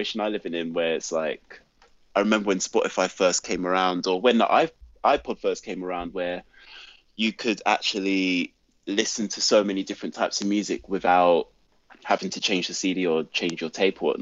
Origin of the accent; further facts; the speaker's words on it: London, United Kingdom; when I was a kid growing up in South London